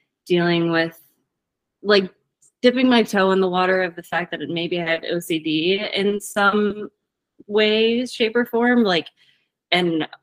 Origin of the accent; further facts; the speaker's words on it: Virginia, United States; moved away as an adult; also born or lived in Hawaii; now in Washington, United States; I moved from Virginia to Hawaii after college, back to Virginia, and then out to Washington.